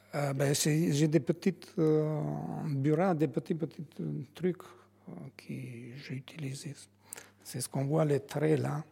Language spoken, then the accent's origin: French; Albania; French is a second language; now in France; Je suis originaire de, l'Albanie, mais je suis français